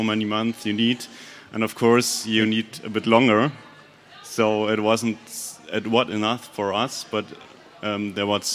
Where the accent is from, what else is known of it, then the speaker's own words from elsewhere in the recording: Munich, Bavaria, Germany; also born or lived in Berlin; I'm from Munich, but I moved to Berlin for a few months to do that together with Robert